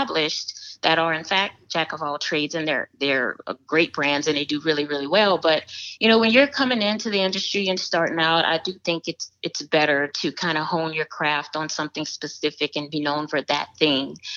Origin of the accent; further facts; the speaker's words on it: New Orleans, Louisiana, United States; I'm from New Orleans